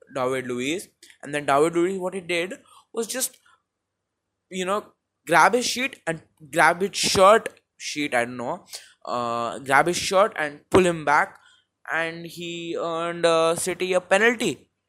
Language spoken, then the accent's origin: English; India; accent: Indian; I am Indian